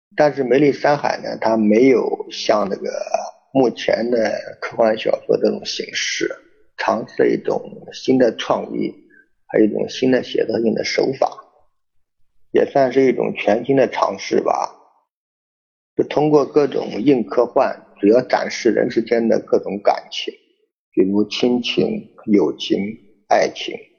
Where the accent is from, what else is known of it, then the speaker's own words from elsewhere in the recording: China; 但我们中国人也有我们中国人自己的传承和这种美德